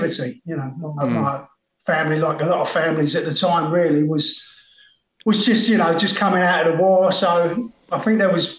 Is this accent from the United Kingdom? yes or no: yes; London, United Kingdom; I was born in a house in Stamford Hill.